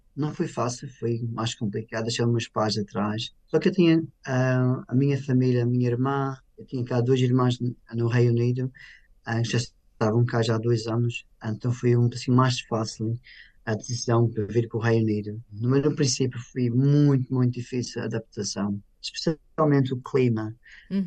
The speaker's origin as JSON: {"language": "Portuguese", "country": "Portugal", "tie": "born or raised there", "moved": "as an adult", "lives_now": "United Kingdom", "said": "tenho a honra de nascer em Portugal"}